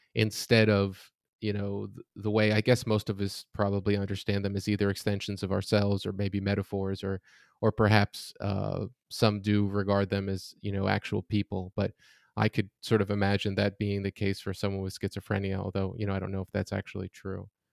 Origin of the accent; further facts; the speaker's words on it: Florida, United States; I'm from Florida, it's very hot there